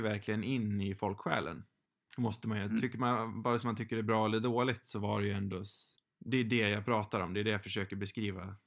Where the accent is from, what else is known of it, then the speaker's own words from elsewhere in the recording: Sweden; själv som svensk